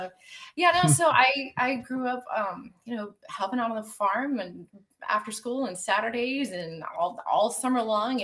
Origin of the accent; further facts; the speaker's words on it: Pennsylvania, United States; now in Virginia, United States; I grew up in Pennsylvania, actually, mm-hmm. right on the border between Pennsylvania and Maryland, on a fruit orchard